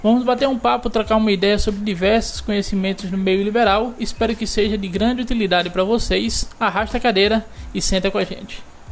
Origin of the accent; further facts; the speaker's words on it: Petrolina, Pernambuco, Brazil; a gente é de Petrolina